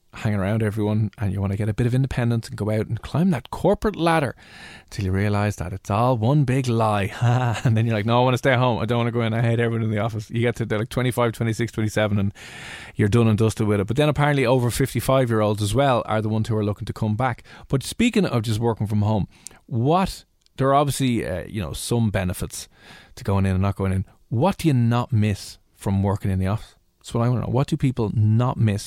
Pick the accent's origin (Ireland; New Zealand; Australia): Ireland; Dublin, Leinster; accent: mix between Dublin and Cheshire; also born or lived in Cheshire; I love my accent. It's a mix between Dublin and Cheshire